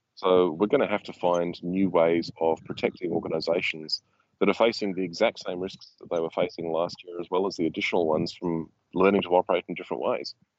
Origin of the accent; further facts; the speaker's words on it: Australia; as an Australian